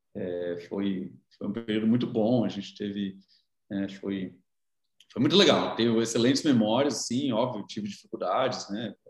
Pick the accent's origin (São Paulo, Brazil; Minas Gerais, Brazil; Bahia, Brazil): São Paulo, Brazil; São Carlos; now in São Paulo, Brazil; eu cresci em São Carlos, a minha infância foi em São Carlos, mas a minha família não é de lá